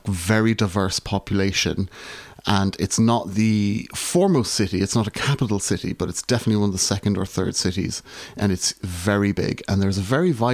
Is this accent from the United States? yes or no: no; Ireland; moved away as an adult; also born or lived in Glasgow, Scotland; now in Salford, United Kingdom; was originally born and raised in Ireland. I am still an Irish citizen, but I now live in the UK, in Salford, which is a part of Greater Manchester.